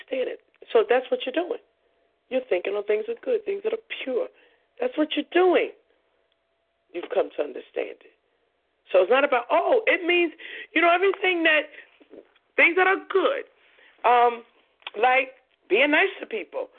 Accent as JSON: {"language": "English", "town": "New York City", "region": "New York", "country": "United States", "tie": "born or raised there", "said": "I was born and raised in Coney Island"}